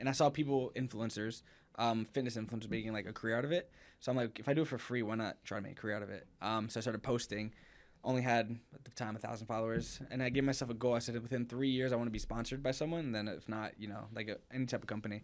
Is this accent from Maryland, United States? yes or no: no; Plainsboro, New Jersey, United States; moved away as an adult; now in Los Angeles, United States; We're best friends from Jersey. We grew up together